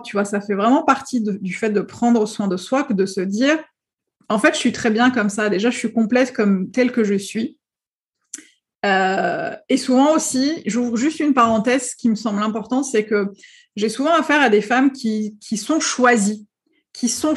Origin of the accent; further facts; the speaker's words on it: Algeria; moved away as an adult; also born or lived in Paris; je suis née, j'ai vécu en Algérie pendant très longtemps. Et à 22 ans, euh, on m'a accepté euh, dans une école de traduction à Paris